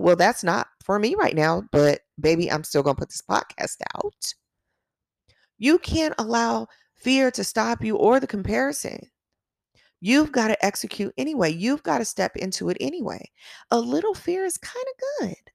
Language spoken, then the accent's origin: English; Long Beach, California, United States; I grew up in Long Beach